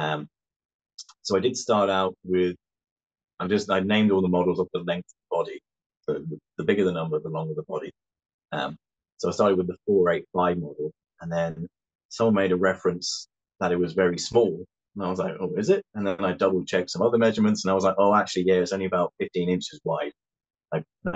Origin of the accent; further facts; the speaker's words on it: West Sussex, South East England, United Kingdom; now in Dromore, United Kingdom; I'm originally from West Sussex in the south of England.